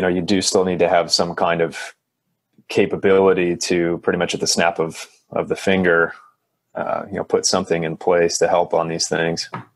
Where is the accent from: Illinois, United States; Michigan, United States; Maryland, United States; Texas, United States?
Michigan, United States; moved away; where I grew up in Michigan